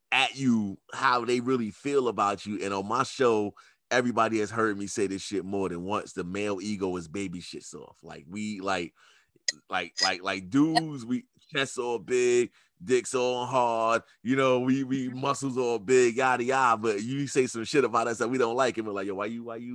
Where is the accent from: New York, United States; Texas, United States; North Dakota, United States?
New York, United States; I'm from New York. So like we are known for being whatever the fuck y'all think we are